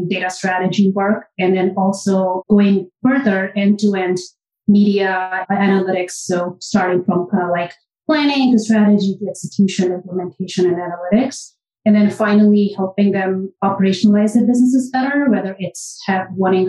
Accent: India; moved away as an adult; now in New York City, United States; I am born and raised in India, and I've kind of like done my education in India, and I moved here probably around 20 years ago

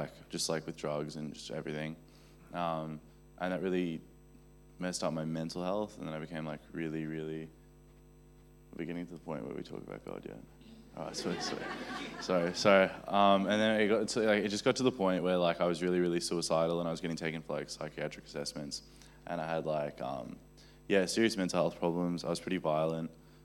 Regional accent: Johannesburg, Gauteng, South Africa; now in Australia; I'm from Johannesburg in South Africa originally, but I've lived in Australia most of my life.

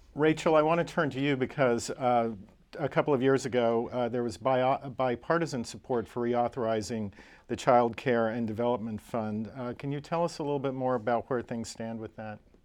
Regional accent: Oklahoma, United States; my home state, Oklahoma

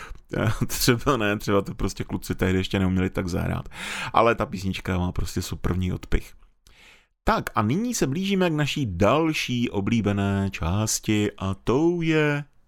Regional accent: North Moravia, Czechia; jak jsem vyrůstal na Severní Moravě

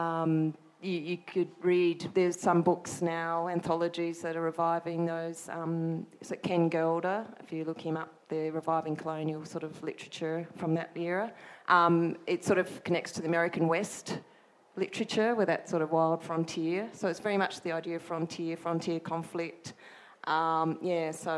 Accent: Adelaide, South Australia, Australia; growing up in Adelaide

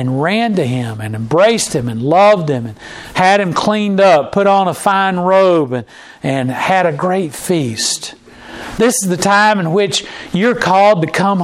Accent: Charlotte, North Carolina, United States; moved away; I grew up in North Carolina and in Charlotte

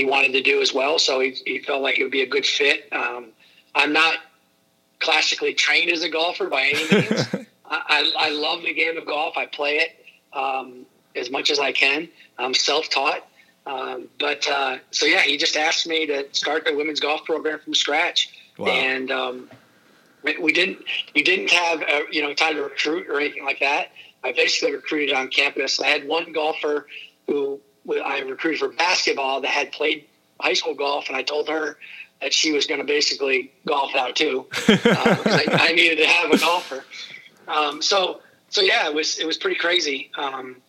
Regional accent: Pennsylvania, United States; I was from Pennsylvania

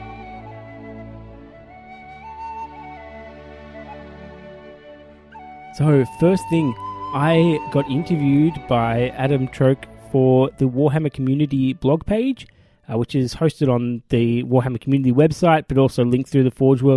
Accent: Australia; as an Australian group

